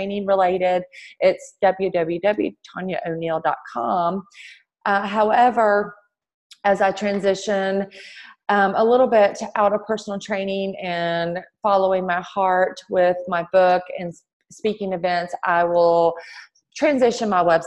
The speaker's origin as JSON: {"language": "English", "region": "Georgia", "country": "United States", "tie": "born or raised there", "accent": "southern drawl", "said": "I was born in Georgia, yes. I've always been here. all my life."}